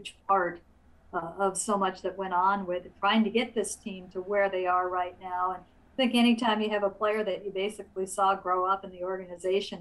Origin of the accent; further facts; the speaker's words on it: Illinois, United States; moved away; I grew up mostly in Illinois.